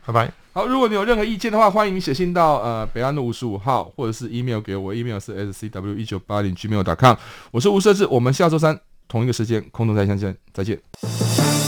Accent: Taiwan; 我们其实台湾人

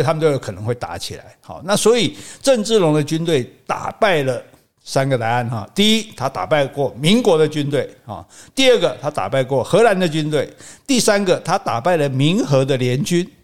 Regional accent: Taiwan

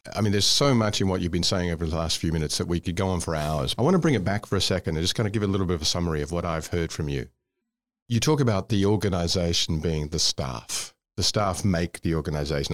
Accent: Australia; moved away as an adult; also born or lived in Scotland / Indonesia; I'm from Scotland, but I grew up in Australia

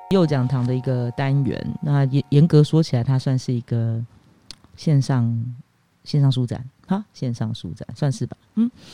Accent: Meinong, Kaohsiung, Taiwan; 我的家乡美浓

